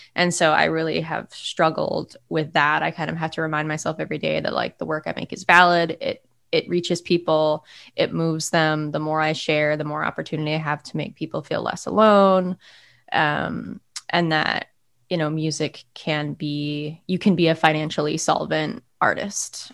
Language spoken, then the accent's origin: English; Monument, Colorado, United States; moved away as an adult; also born or lived in New York City; now in Philadelphia, United States; I grew up in Monument, Colorado, which is a small town about 50 miles south of Denver.